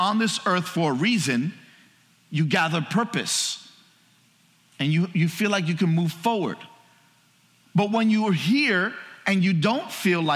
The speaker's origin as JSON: {"language": "English", "town": "New York City", "region": "New York", "country": "United States", "tie": "born or raised there", "said": "I grew up in New York City."}